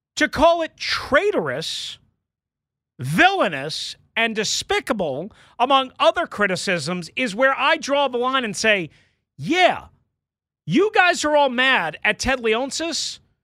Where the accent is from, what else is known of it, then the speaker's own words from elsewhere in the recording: Long Island, New York, United States; now in Washington, D.C. area, United States; growing up on Long Island